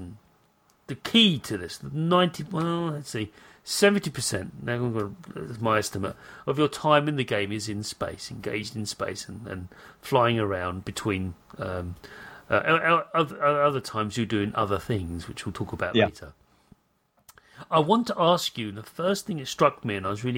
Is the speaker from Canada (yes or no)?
no; United Kingdom; I'm British